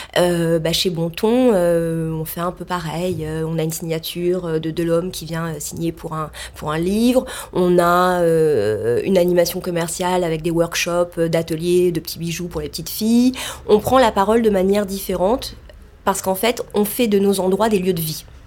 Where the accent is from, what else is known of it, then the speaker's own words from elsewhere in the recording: Marseille, Provence-Alpes-Côte d'Azur, France; moved away; also born or lived in Saint-Germain-des-Prés, Paris; je suis née à Marseille, donc euh, dans une ville euh, du soleil, de la mer. Et j'étais plutôt avec des parents qui ont monté les premières jeaneries à Marseille